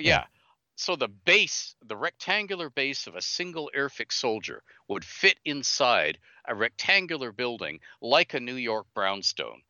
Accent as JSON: {"language": "English", "country": "Canada", "said": "I'm Canadian."}